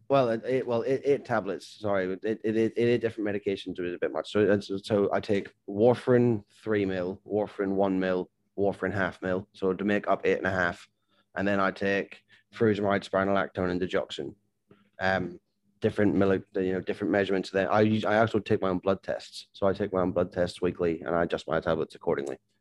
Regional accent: Northern Ireland, United Kingdom; moved away as an adult; also born or lived in Portsmouth; growing up in Ireland

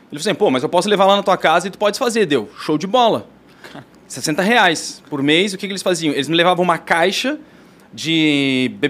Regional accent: Blumenau, Santa Catarina, Brazil; assim, ó, eu sou de Blumenau, do Tribes, da Rua Chapecó, número 103. A minha mãe e meu pai tinham uma casa lá, e construída, assim, a demorou 10 anos para construir.

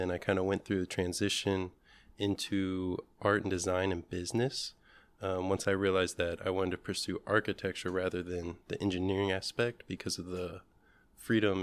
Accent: Indianapolis, Indiana, United States; I grew up here in Indiana, in Indianapolis.

